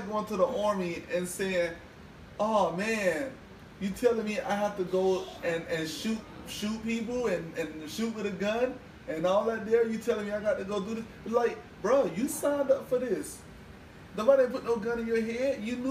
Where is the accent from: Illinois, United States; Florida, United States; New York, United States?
Florida, United States; Miami; Yeah, but I'm from Miami.